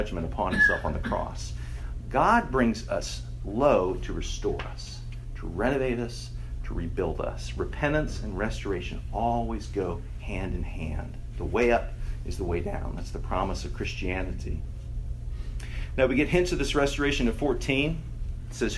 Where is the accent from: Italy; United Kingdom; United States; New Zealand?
United States; Texas; I grew up in Texas and had many, many, many tornado drills in school.